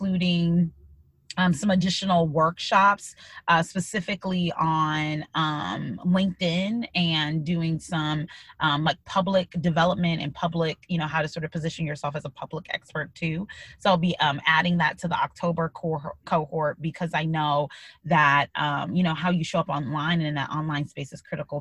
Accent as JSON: {"language": "English", "region": "Midwest", "country": "United States", "tie": "born or raised there", "also_born_or_lived": "Illinois", "moved": "as an adult", "lives_now": "Pennsylvania, United States", "said": "growing up in the Midwest"}